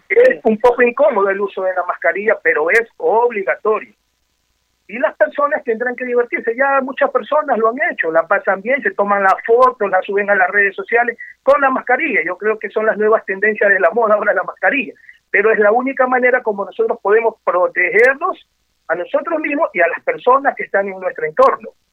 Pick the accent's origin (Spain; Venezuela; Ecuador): Ecuador; como los ecuatorianos bailamos